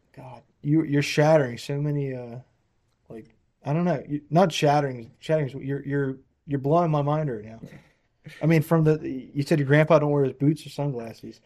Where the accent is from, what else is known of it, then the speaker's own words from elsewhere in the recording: New Jersey, United States; moved away; I came from New Jersey